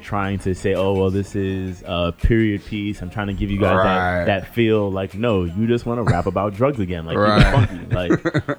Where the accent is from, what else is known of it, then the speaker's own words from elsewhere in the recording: New York City, New York, United States; also born or lived in Virginia; now in Washington, D.C. area, United States; I grew up in Brooklyn. Now live in the D.C. area.